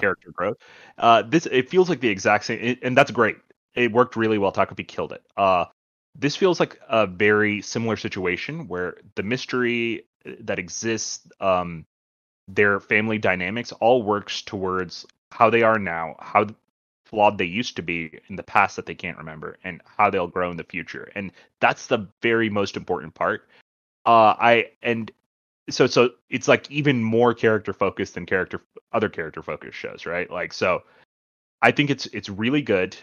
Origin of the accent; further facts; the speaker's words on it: India; moved away; I'm Indian, uh, so my family, uh, most of my family lives in India.